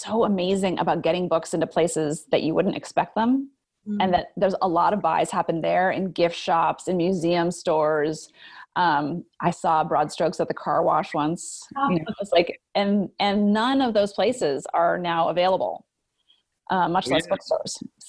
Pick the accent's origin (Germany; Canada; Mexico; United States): United States; Great Falls, Montana; moved away; also born or lived in San Francisco Bay Area; I grew up in Great Falls.